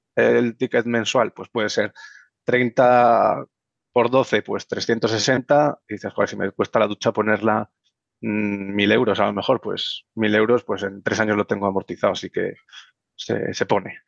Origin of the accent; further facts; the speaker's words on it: Las Rozas, Community of Madrid, Spain; soy madrileño, nacido en Las Rozas